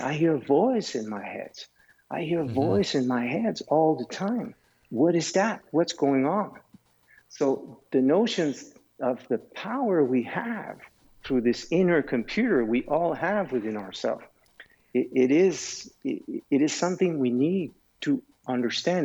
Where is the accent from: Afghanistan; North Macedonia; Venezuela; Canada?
Canada; also born or lived in Switzerland; I have a foundation also in Switzerland because I am Canadian, but I am also Swiss.